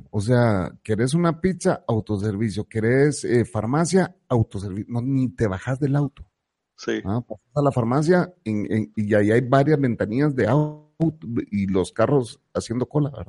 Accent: San Salvador, El Salvador; Pero nosotros que venimos de San Salvador, que regularmente está 25, 28, ¿me entendés?

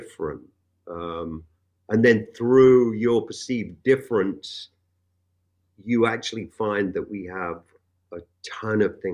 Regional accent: England, United Kingdom; now in United States; coming from a place like England. For one, I was exposed to many different cultures. I grew up around Jamaicans, Pakistanis, Indians, you name it.

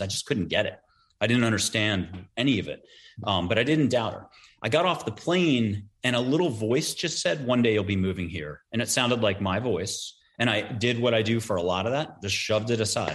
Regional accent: East Coast, United States; I grew up on the East Coast

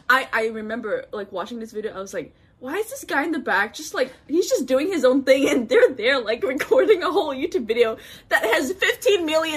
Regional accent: Macau; we grew up in Macau

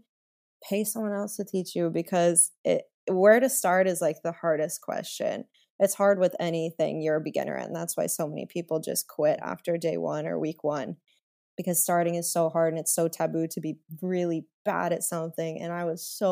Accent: Las Vegas, Nevada, United States; moved away as an adult; now in Los Angeles, United States; I'm from Vegas

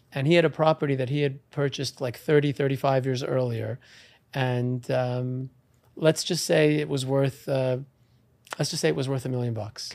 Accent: Great Neck, New York, United States; I was born and raised in Long Island in Great Neck, uh, New York

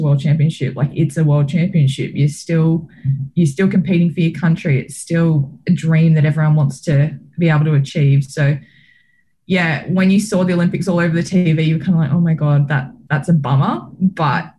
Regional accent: Australia; being an Australian

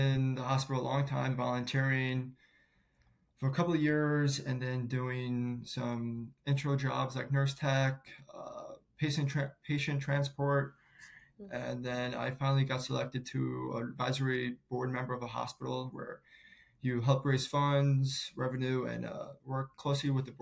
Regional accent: St. Louis, Missouri, United States; I'm born and raised in St. Louis, and I'm a proud Midwest kid.

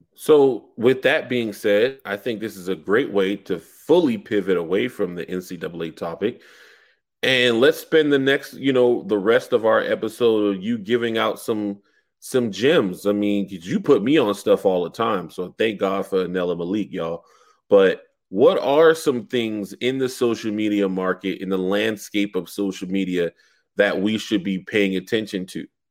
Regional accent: Charleston, South Carolina, United States; the newspaper in my hometown, which is one of the oldest in America, is called the Post and Courier.

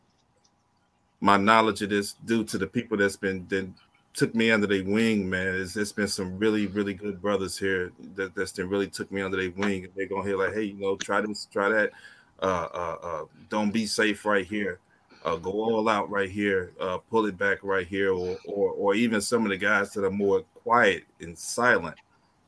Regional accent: Arkansas, United States; also born or lived in Detroit, Michigan; I'm from Arkansas. I'm a transplant from out of Michigan. Detroit was the last stop when we were in Michigan

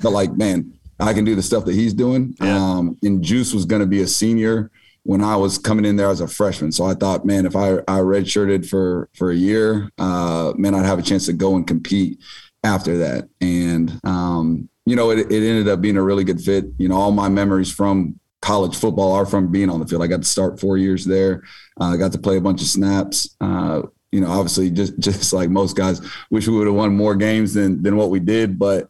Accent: Kansas City, United States; also born or lived in Davenport, Iowa; Obviously, I grew up not too far from here down in Kansas City. I was actually born in Iowa, in Davenpo

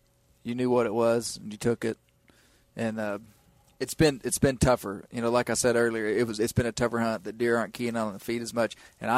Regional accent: Mena, Arkansas, United States; moved away as an adult; So James is from the town that I grew up in the Washita Mountains of Western Arkansas. And I really didn't know James growing up. I've only lived in that town until I was 18 and ended up going to college and left and stuff.

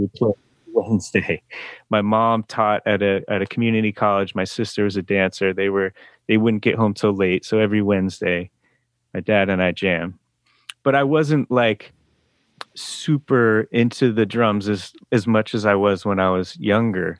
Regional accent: the Berkshires, Western Massachusetts, United States; moved away; also born or lived in Oakland, California; I grew up in Western Massachusetts

